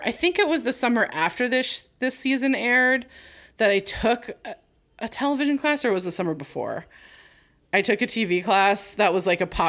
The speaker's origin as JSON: {"language": "English", "region": "California", "country": "United States", "tie": "born or raised there", "said": "we grew up in California."}